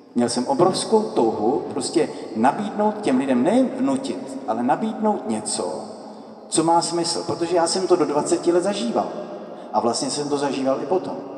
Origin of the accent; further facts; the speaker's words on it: Letohrad, Pardubice Region, Czechia; moved away as an adult; also born or lived in Italy; já pocházím z Letohradu